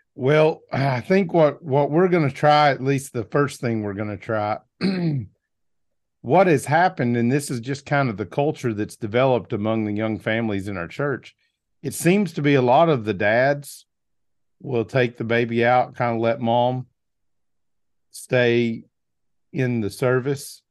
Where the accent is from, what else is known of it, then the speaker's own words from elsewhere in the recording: Arkansas, United States; I'm from Arkansas